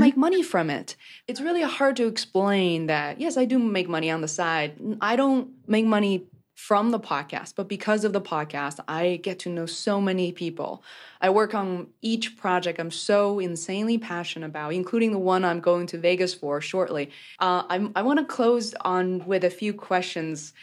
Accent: Beijing, China; I grew up in Beijing, China

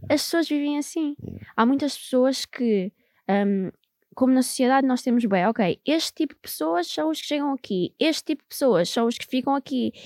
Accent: Amadora, Lisbon, Portugal; moved away; also born or lived in Angola / Netherlands; eu cresci na Amadora

